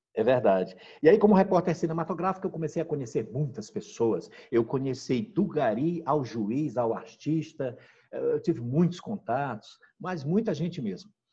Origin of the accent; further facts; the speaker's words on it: Maranhão, Brazil; now in Rondônia, Brazil; eu nasci no, numa região pobre né, do, do, do, país, a mais pobre que tem no país, que é a região Nordeste. Sou do estado do Maranhão